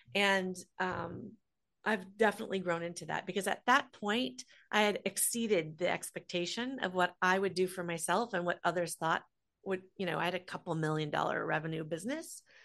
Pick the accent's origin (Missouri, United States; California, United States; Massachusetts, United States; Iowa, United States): Iowa, United States; Des Moines; I grew up in Des Moines, Iowa, so the middle of the country.